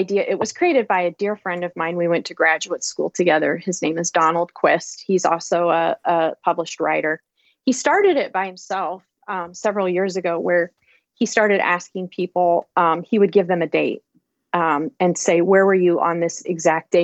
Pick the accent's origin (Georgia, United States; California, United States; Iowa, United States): Iowa, United States; my home state of Iowa